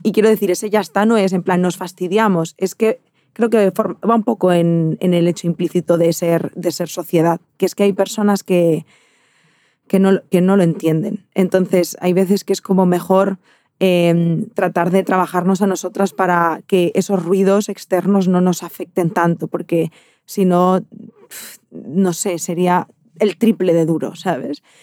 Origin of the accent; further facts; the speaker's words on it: Barcelona, Catalonia, Spain; de donde yo soy, en, en Barcelona